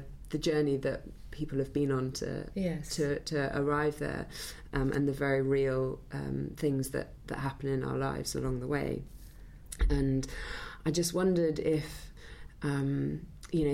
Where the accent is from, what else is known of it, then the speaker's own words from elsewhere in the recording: Wales, United Kingdom; a house near where I grew up in Wales